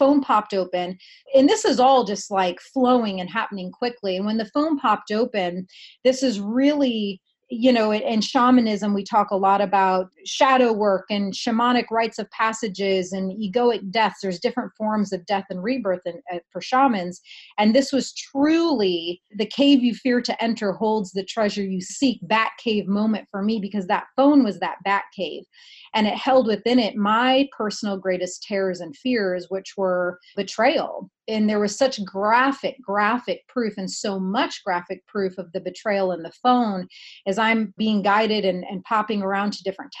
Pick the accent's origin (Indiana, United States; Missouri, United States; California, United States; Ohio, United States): Indiana, United States; moved away; where I grew up in Indiana